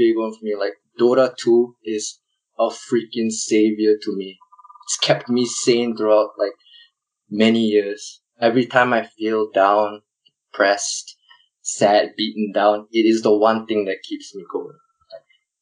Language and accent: English; Malaysia; moved away as an adult; now in Melbourne, Australia; I'm from Malaysia